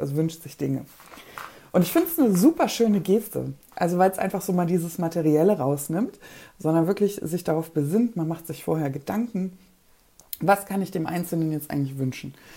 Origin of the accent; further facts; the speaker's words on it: Poland; moved away; Ich komme aus Polen